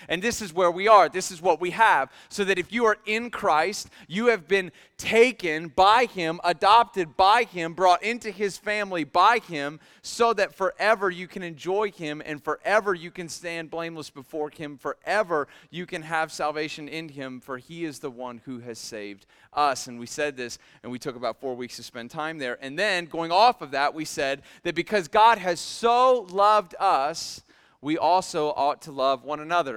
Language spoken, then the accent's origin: English; Millersburg, Ohio, United States; I grew up in Millersburg, Ohio